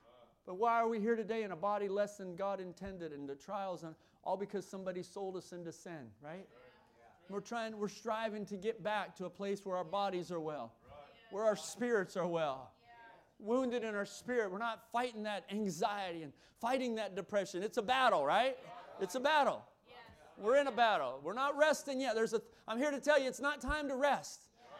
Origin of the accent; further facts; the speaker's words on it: the South, United States; You look at gospel. I'm from the South, Southern gospel music.